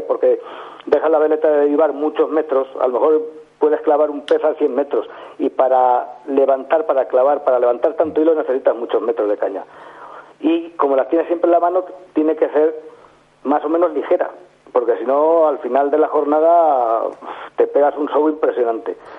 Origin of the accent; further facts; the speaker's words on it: hometown on the Guadiela river, Castilla-La Mancha, Spain; empecé a pescar en el río de mi pueblo, un río que se llama Guadiela